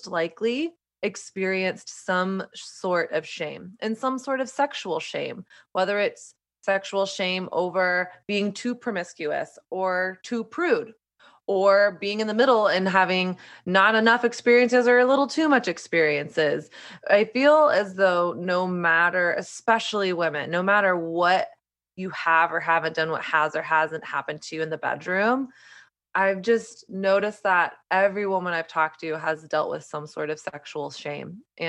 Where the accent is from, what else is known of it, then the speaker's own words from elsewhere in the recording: Southern United States, United States; now in New York, United States; my journey of growing up in Southern conservative Christian culture and learning a really strict set of rules and do's and don'ts about sex, dating, my body, all of that stuff. And then not really ever questioning it until I moved to New York